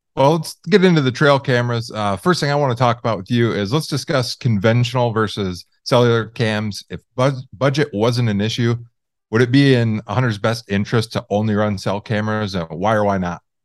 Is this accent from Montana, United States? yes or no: no; Michigan, United States; I grew up in Michigan